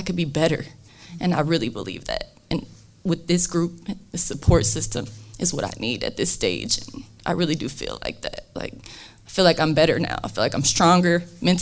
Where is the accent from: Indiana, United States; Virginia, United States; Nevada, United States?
Indiana, United States; South Bend; So I'm from South Bend